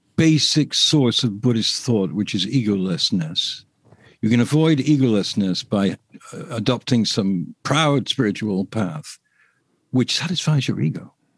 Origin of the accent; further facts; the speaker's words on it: England, United Kingdom; I'm English